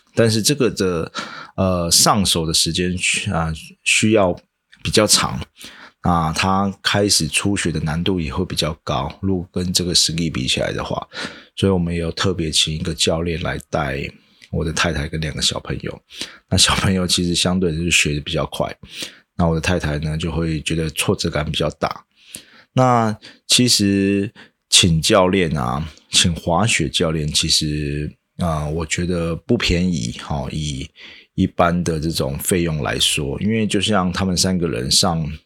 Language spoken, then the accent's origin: Chinese; Changhua County, Taiwan; 我的老家在彰化嘛，啊，不是一个非常市区的地方